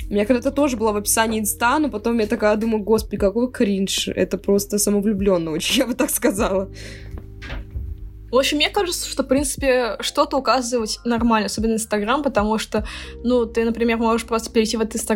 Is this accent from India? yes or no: yes; India; Я, я из Индии.